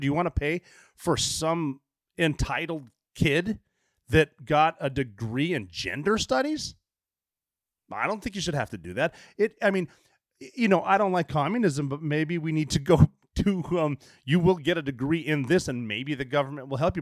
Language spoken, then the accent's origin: English; Oregon, United States; moved away; especially from Oregon. Like, the tallest building in my hometown is the Finland Hotel